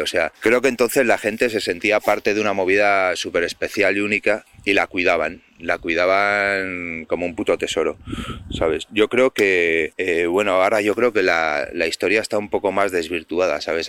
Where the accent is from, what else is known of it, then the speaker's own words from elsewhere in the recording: Pamplona, Navarre, Spain; desde Pamplona, la comunidad navarra